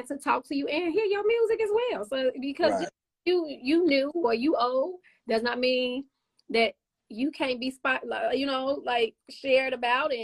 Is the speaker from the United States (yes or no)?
yes; Chicago, Illinois, United States; now in Indiana, United States; growing up in Chicago in different places